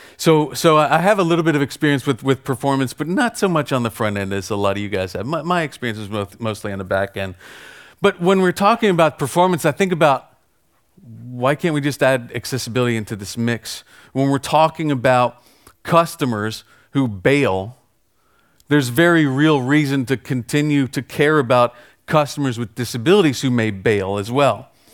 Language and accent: English; United States; I'm American